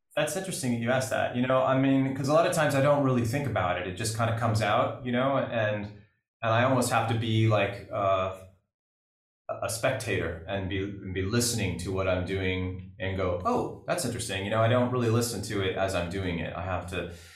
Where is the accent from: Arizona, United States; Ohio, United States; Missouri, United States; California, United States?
California, United States; growing up in California